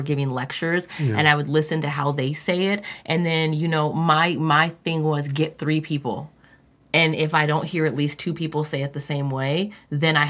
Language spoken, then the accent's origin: English; California, United States; I'm from California